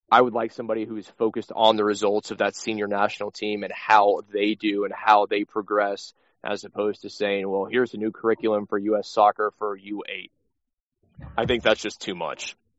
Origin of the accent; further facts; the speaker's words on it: United States; I'm an American.